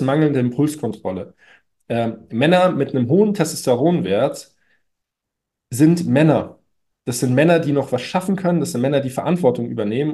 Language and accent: German; Munich, Bavaria, Germany; bei uns in München